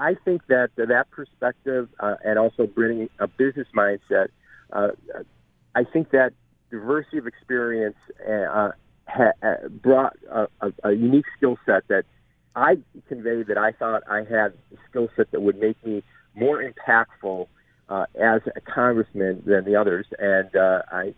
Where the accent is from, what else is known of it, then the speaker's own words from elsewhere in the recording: Erie County, New York, United States; I'm from Erie County